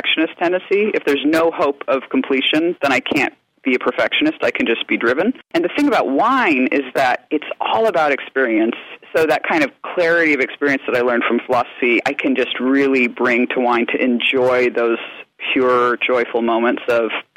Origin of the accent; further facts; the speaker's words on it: Anchorage, Alaska, United States; moved away; I grew up in Alaska at a time when there wasn't very much wine coming into the state